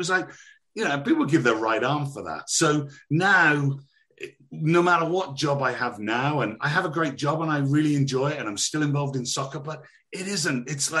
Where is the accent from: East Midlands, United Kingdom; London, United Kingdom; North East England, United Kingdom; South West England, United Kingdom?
South West England, United Kingdom; Bristol; I'm actually originally from Bristol, so I've got the old country bumpkin thing going on as well.